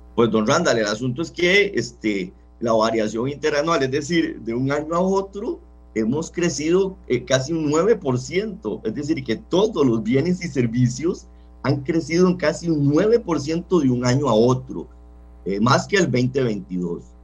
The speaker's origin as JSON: {"language": "Spanish", "country": "Costa Rica"}